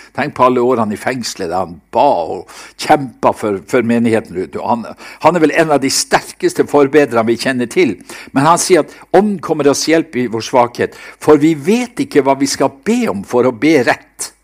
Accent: Seløya, Nordland, Norway; på Seløya, der jeg, der jeg vokste opp

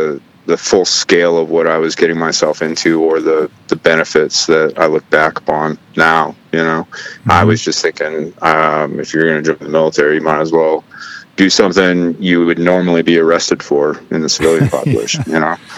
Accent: Lubbock, Texas, United States; born there; also born or lived in Arizona / Washington; I was born in Lubbock, Texas, and I spent equal parts of my life in Texas, Arizona, and Washington State.

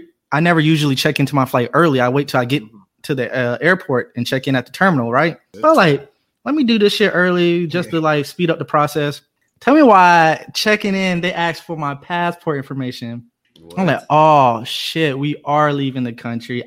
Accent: Atlanta, Georgia, United States; I'm from Atlanta

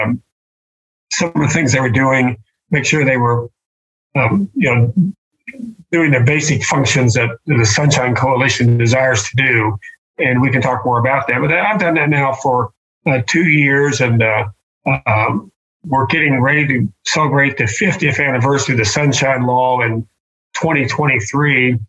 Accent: Osawatomie, Kansas, United States; moved away as an adult; also born or lived in Lawrence, Kansas / Topeka, Kansas / Bismarck, North Dakota / Florida; I grew up in Osawatomie, Kansas, which is south there of Kansas City

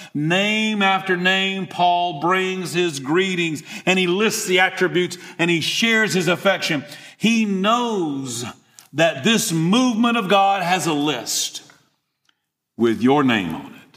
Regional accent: Eatonton, Georgia, United States; From Eatonton, Georgia, born and raised on a dairy farm

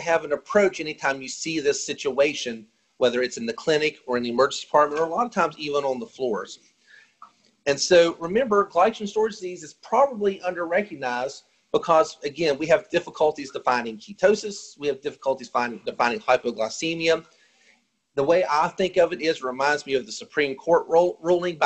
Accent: West Virginia, United States; I'm from West Virginia

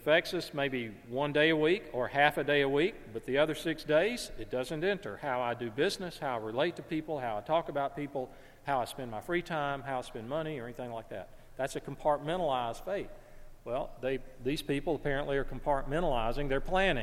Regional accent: North Alabama, United States; Growing up in North Alabama

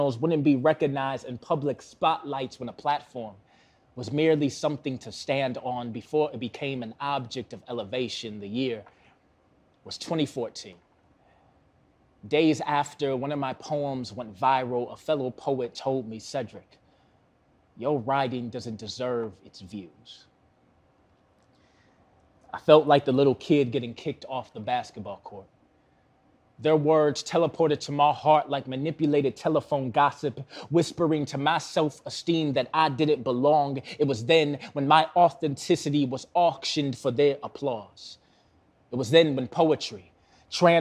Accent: Milwaukee, Wisconsin, United States; Born and raised in Milwaukee, still live in Milwaukee.

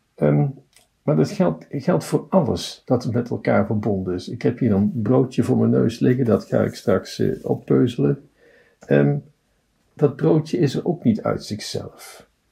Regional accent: Tilburg, North Brabant, Netherlands; Ik ben een Tilburger.

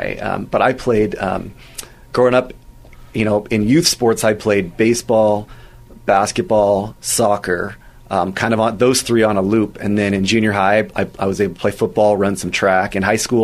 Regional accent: Southern California, United States; I grew up in Southern California

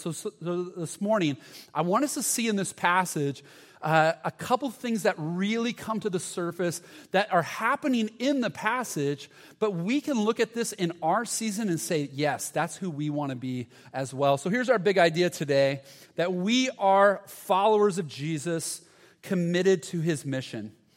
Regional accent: Huntington Beach, California, United States; I'm from Huntington Beach. I was uh, uh, born and raised in Huntington Beach

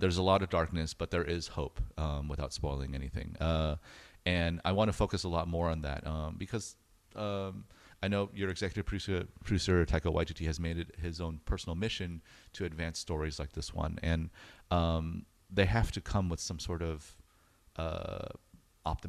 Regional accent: United States; I'm American

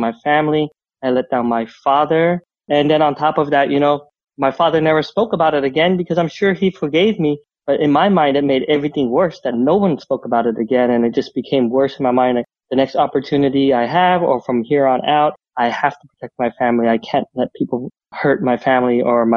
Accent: Utah, Southern California, United States; we moved out from Utah. We moved out to Southern California where his side of the family lived

